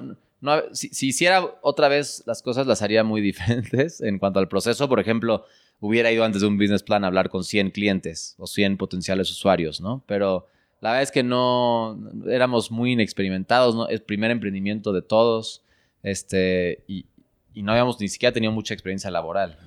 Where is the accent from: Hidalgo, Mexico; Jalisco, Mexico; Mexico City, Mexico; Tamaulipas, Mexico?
Mexico City, Mexico; mis papás nacieron aquí en México y yo nací aquí en México